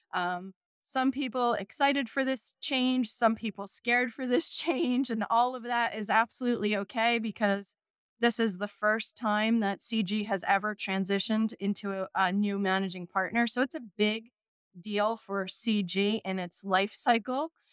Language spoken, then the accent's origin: English; Southern Shore, New Jersey, United States; also born or lived in Baltimore, Maryland; I grew up here in New Jersey, um, a, along the Southern Shore